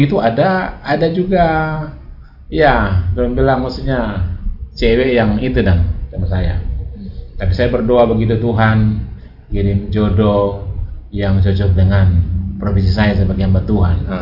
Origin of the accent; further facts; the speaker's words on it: Indonesia; moved away; di kampung saya di Binanga